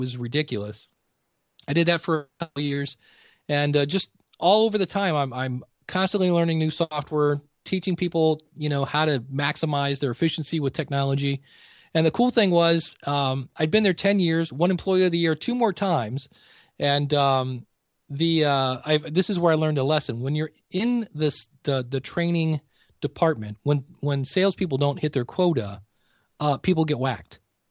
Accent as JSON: {"language": "English", "town": "Akron", "region": "Ohio", "country": "United States", "tie": "born or raised there", "said": "I'm born and raised in Akron, Ohio"}